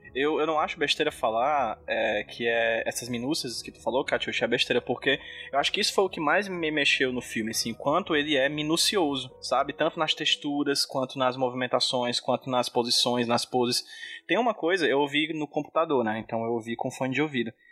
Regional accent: Brazil; eu sou brasileiro

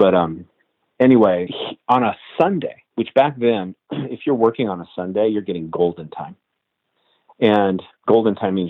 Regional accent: Reno, Nevada, United States; moved away as an adult; also born or lived in Los Angeles; I grew up in Reno, Nevada, so there's mountains and dirt.

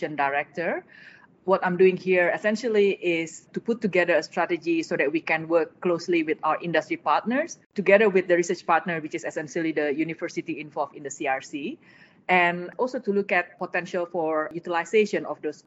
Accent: Jakarta, Indonesia; moved away; my childhood in Indonesia, we grew up in Jakarta. So that's the capital of Indonesia.

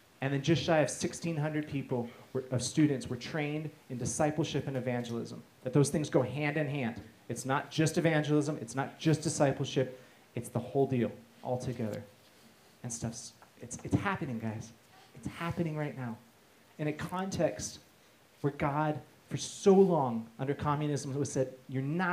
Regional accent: United States; being American

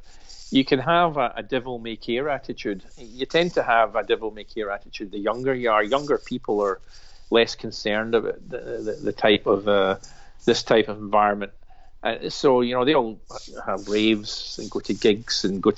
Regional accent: Glasgow, Scotland, United Kingdom; I'm a Glaswegian. I live in the West End, that's down the road.

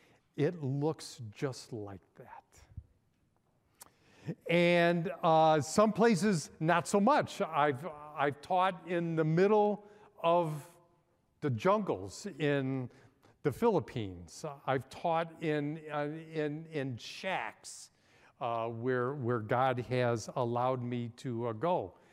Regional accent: Chicago, Illinois, United States; I grew up in Chicago, which is a melting pot. I grew up in a Hungarian neighborhood.

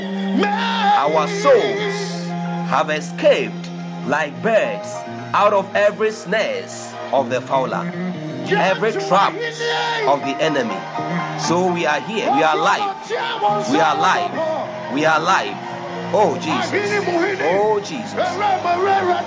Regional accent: Ghana; I'm a Ghanaian and currently I'm in Ghana

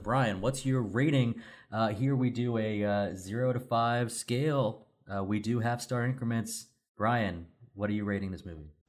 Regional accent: Sevierville, Tennessee, United States; I'm from Sevierville, Tennessee

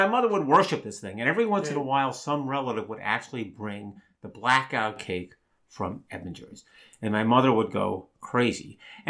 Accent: Long Island, New York, United States; I grew up in Long Island

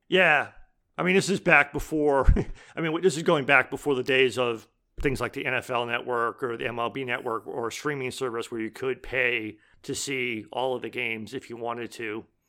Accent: Boston, Massachusetts, United States; now in Iowa, United States; I grew up in Boston, so for New England, so not just, like, Massachusetts

